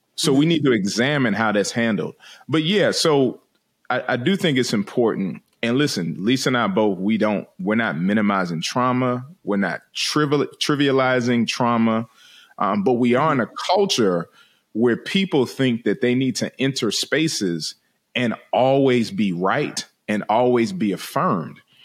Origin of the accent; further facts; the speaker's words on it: Washington, District of Columbia, United States; moved away; I'm from originally from Washington D.C.